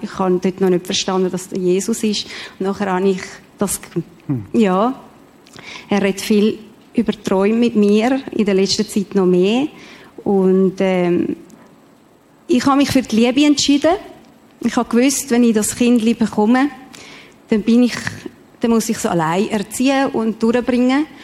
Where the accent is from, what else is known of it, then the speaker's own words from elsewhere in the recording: Mexico; now in Switzerland; ich bin in Mexiko geboren